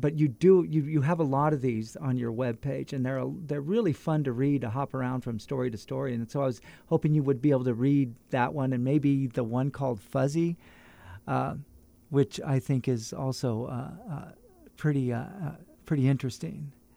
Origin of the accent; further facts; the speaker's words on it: Fresno, California, United States; moved away as an adult; I, I'm from Fresno